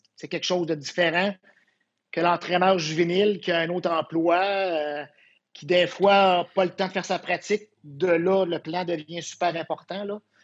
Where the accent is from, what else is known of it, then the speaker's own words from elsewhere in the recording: Quebec City, Quebec, Canada; je viens de Québec, hein, une petite école secondaire, à peu près 500 élèves